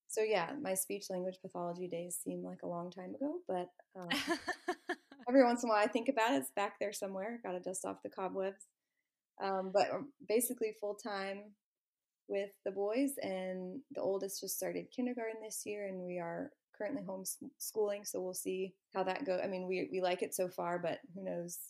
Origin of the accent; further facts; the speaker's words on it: Orlando, Florida, United States; also born or lived in Gainesville, Florida / Athens, Georgia; now in Panama City, United States; I grew up in Orlando